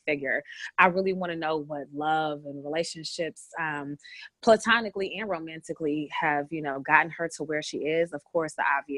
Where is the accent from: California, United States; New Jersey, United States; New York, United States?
California, United States; Bay Area; moved away; the Bay Area where I'm from